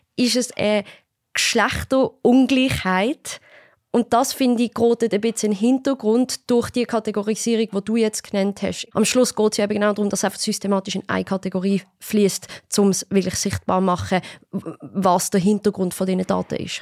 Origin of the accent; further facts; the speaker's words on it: Basel, Basel-Stadt, Switzerland; Ich komme ja aus Basel